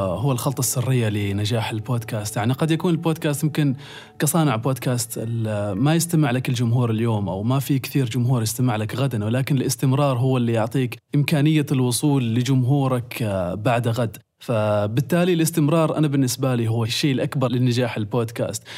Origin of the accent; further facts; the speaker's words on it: Oman; عندنا في عمان